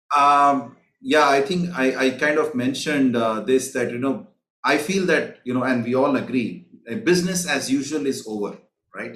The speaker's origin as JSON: {"language": "English", "country": "India", "moved": "yes", "lives_now": "Singapore", "said": "I'm originally from India"}